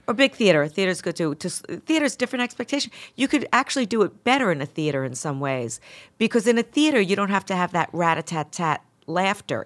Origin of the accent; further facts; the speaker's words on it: Mount Vernon, New York, United States; accent: Bronx; also born or lived in Bronx; most people that, that I grew up with in Mount Vernon were Bron-, uh, our parents were from the Bron-, you know, it was Bronx transplants into Mount Vernon, so it's the same accent